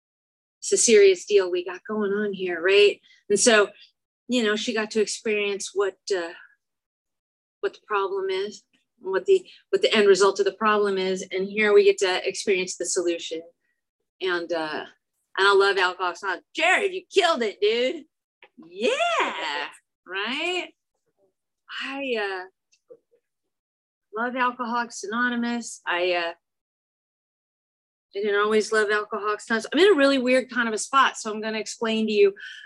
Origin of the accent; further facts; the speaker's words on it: Chicago, Illinois, United States; now in California, United States; I am also from Chicago. I am from Chicago. I used to talk like I was from Chicago. And then I moved to California and they all made fun of me.